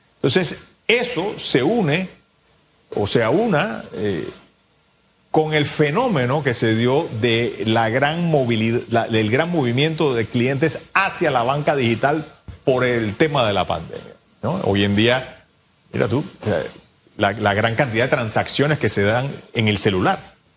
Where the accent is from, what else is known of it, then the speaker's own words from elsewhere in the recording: Panama; como panameños